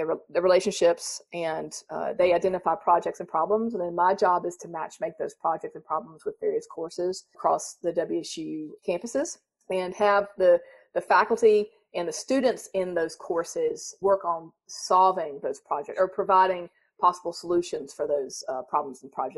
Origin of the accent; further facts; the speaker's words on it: North Carolina, United States; accent: southern; I was raised in North Carolina. You probably hear a slight southern accent. I think it's slight, but when I go home, they think it's gone. Raised in North Carolina.